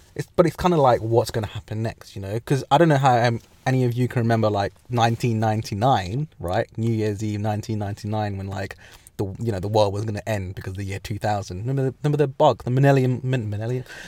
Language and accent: English; England, United Kingdom; also born or lived in Midlands; we as English people, as in England